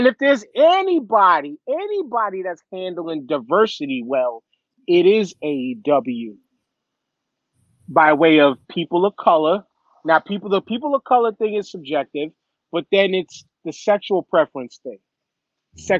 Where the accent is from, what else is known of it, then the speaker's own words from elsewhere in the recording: New York City, New York, United States; me growing up on Staten Island, I grew up in a neighborhood